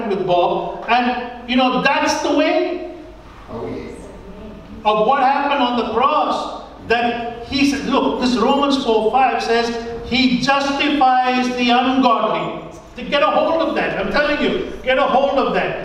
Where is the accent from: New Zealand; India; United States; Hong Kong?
India; moved away; When I grew up in India, we didn't really have money.